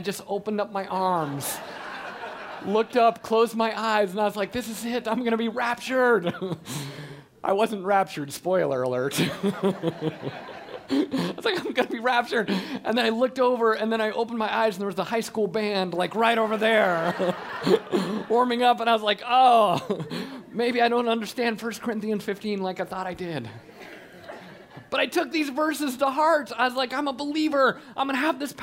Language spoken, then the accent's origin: English; Colorado Springs, Colorado, United States; I grew up in Colorado Springs